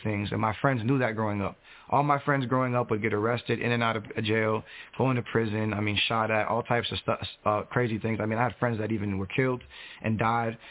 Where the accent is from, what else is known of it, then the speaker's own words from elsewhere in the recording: Fort Lauderdale, Florida, United States; now in Central Florida, United States; I was born and raised in Fort Lauderdale, Broward County, Florida